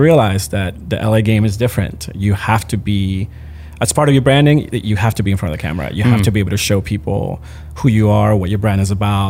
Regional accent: Managua, Nicaragua; born there; also born or lived in Puerto Rico; In Managua, Nicaragua. My parents moved to Puerto Rico. My dad's Puerto Rican, so we moved.

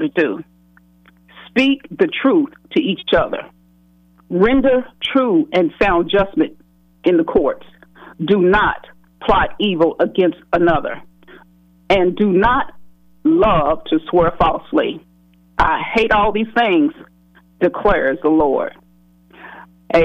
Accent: Louisville, Kentucky, United States; growing up in West Louisville, right on Broadway

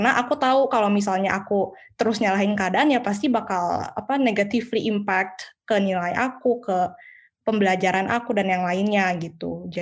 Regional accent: Medan, North Sumatra, Indonesia; pastilah orang saya orang Medan kan.

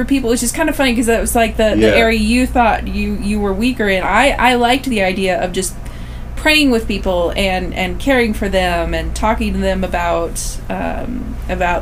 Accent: St. Charles, Missouri, United States; I grew up in the St. Louis area, St. Louis, Missouri, to specifically St. Charles, Missouri.

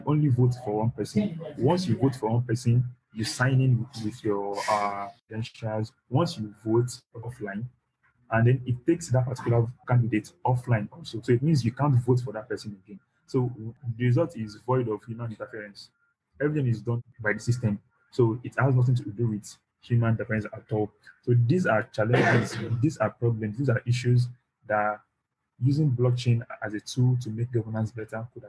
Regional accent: Nigeria; I'm a Nigerian.

